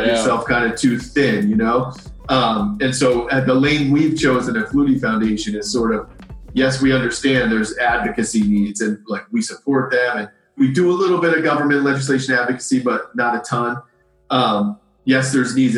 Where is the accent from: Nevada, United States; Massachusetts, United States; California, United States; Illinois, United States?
Massachusetts, United States; Boston; moved away as an adult; also born or lived in Boulder, Colorado; I grew up here in Boston area